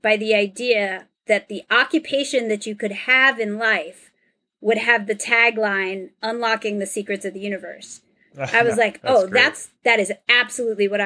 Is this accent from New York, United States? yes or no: yes; the New York area, United States; I'm from the New York area.